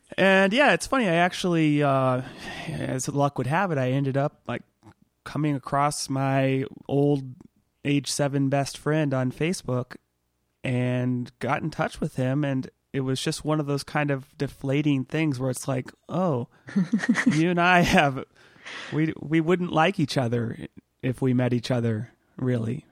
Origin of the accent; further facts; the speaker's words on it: Southern California, United States; I actually moved when I was a kid about the same age you were, seven, between seven and eight, uh, from Northern California to sort of ci-, not central, but, uh, you know, further down south in California